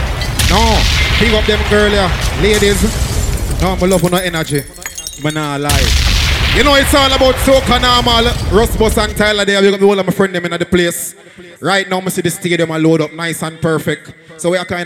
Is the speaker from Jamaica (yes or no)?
yes; Jamaica; as a Jamaican